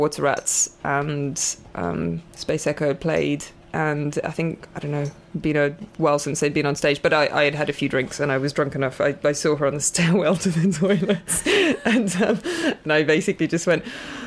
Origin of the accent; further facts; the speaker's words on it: South Africa; moved away as an adult; also born or lived in London / Southampton / Brighton; I actually moved over to England when I was 21 from South Africa